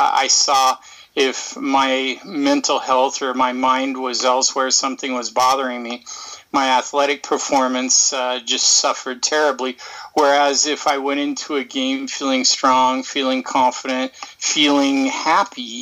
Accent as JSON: {"language": "English", "town": "Portland", "region": "Oregon", "country": "United States", "tie": "born or raised there", "also_born_or_lived": "Kansas", "said": "I grew up here in Oregon and played a lot of soccer."}